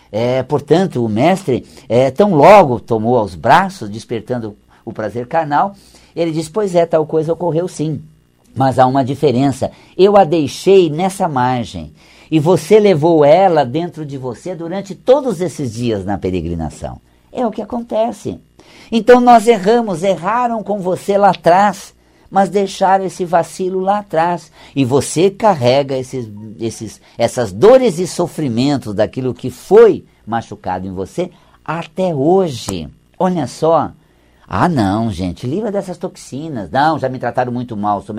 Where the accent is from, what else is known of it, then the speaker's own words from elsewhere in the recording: Paraná, Brazil; Eu sou do interior do Paraná, né?